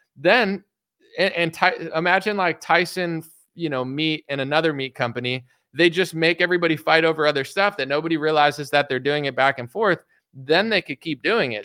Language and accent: English; United States; I'm an American citizen